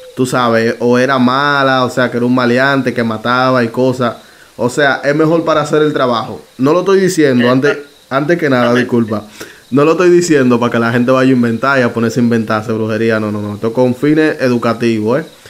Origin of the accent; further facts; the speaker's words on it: Dominican Republic; sabe que yo soy dominicano, ¿verdad? Ya República Dominicana.